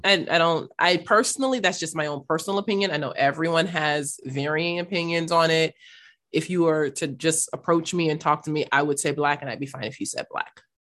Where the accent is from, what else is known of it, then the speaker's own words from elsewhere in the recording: Los Angeles, California, United States; also born or lived in North Hollywood / South Africa; I am originally from South Los Angeles, South Central Los Angeles